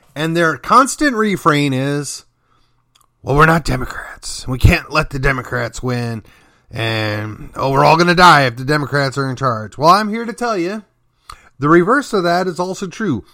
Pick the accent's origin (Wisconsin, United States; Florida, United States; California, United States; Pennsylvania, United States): Wisconsin, United States; Milwaukee; now in McKinney, United States; my home state and city of Milwaukee